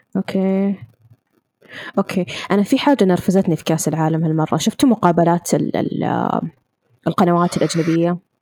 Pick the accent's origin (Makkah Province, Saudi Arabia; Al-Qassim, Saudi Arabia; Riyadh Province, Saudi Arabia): Riyadh Province, Saudi Arabia; Riyadh; انا من الرياض